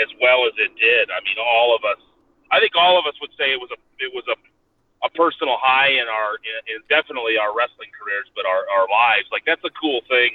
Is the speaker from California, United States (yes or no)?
no; Ohio, United States; now in Colorado, United States; I'm from Ohio